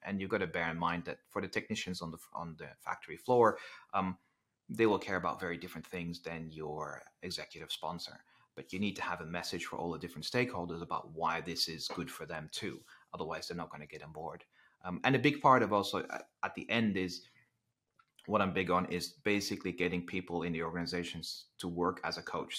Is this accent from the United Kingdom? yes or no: no; Netherlands; English is a second language; moved away; I'm originally from the Netherlands, which it kind of explains the, um, the slightly different accent